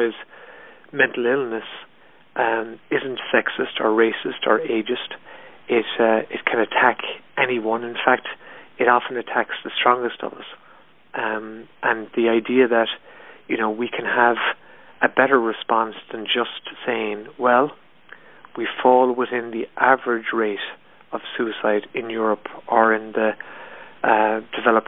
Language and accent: English; Ireland; I'm 44 years old and I grew up in Ireland in the 70s and 80s